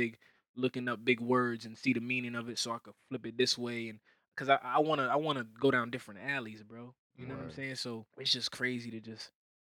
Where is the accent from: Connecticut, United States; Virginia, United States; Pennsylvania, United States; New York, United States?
Connecticut, United States; I'm from Connecticut.